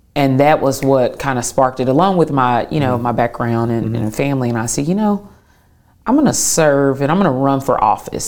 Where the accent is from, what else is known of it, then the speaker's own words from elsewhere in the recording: Clarksville, Tennessee, United States; moved away as an adult; now in Chattanooga, United States; Tennessean through and through, uh, born and raised in Clarksville, Tennessee